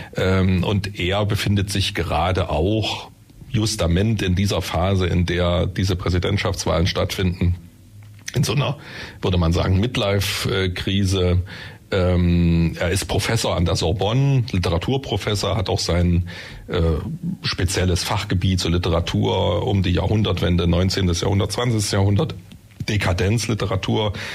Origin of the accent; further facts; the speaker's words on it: Germany; bei uns in Deutschland